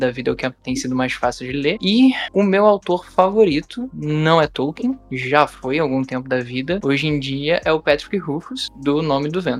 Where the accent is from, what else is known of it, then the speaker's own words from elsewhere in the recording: Rio de Janeiro, Brazil; tenho 27 anos, é, sou produtor cultural, historiador, sou do Rio de Janeiro